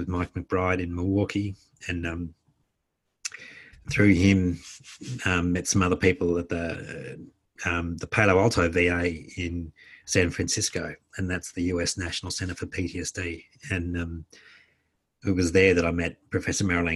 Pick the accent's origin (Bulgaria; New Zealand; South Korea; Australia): Australia; working as an Australian embedded with the Americans, treating mostly Americans.